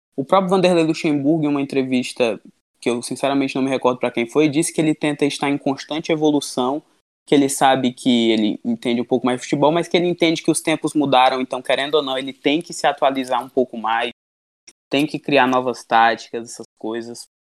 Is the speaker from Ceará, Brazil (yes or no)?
yes; Ceará, Brazil; a gente somos aqui do Ceará